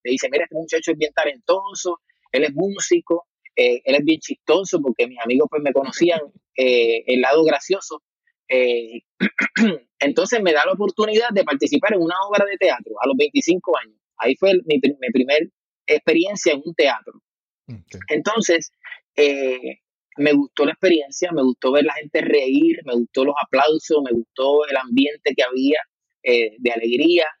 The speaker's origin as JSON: {"language": "Spanish", "town": "Juncos", "country": "Puerto Rico", "tie": "born or raised there", "also_born_or_lived": "Caguas", "said": "Pues nací en el pueblo de Cagua y realmente, pues, pues prácticamente me he criado toda mi vida y he vivido toda mi vida en Juncos."}